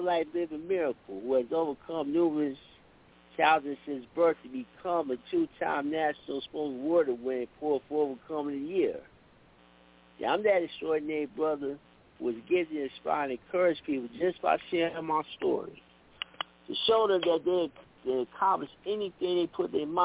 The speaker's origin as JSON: {"language": "English", "town": "East Chicago", "region": "Indiana", "country": "United States", "tie": "born or raised there", "said": "my hometown, East Chicago"}